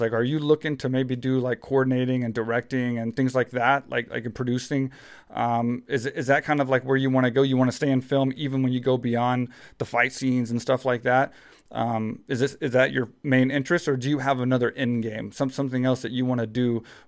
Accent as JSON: {"language": "English", "region": "Texas", "country": "United States", "tie": "born or raised there", "said": "growing up in Texas, small town Texas"}